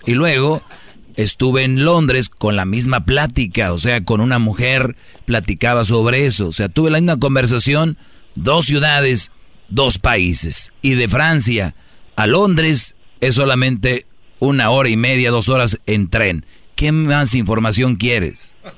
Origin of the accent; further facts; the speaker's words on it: Mexico; somos mexicanos